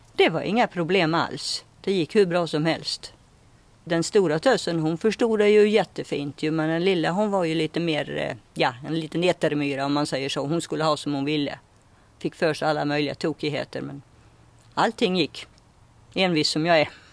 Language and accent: Swedish; Ulricehamn, Västra Götaland, Sweden; Jag är född utanför Ulricehamn. Så jag har gått skolan i Ulricehamn